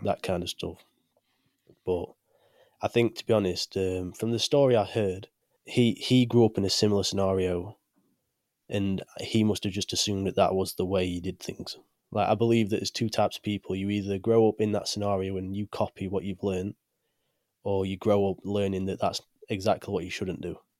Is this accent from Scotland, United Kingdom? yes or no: no; Chesterfield, East Midlands, United Kingdom; I'm from the UK, from a small place called Chesterfield.